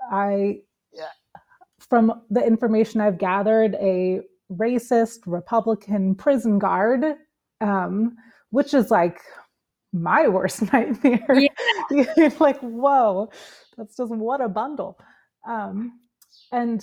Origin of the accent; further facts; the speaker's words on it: East Coast of the United States, United States; now in Switzerland; here in Switzerland, where I live, even though I'm from the East Coast of the States